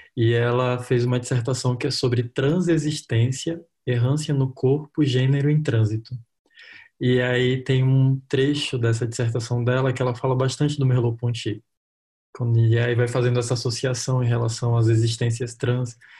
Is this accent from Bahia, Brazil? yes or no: no; Roraima, Brazil; eu sou de Roraima, né? Eu moro em Boa Vista, capital de Roraima